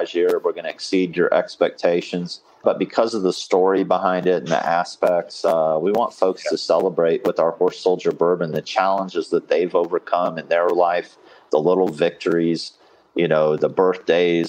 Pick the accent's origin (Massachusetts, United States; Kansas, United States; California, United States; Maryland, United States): Kansas, United States; I'm from Kansas